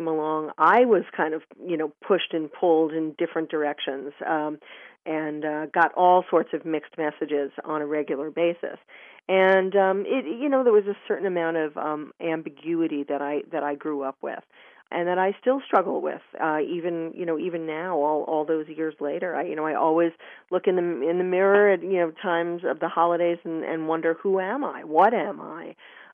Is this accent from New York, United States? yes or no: yes; New York City, New York, United States; when I grew up in the late 1960s and early 70s in New York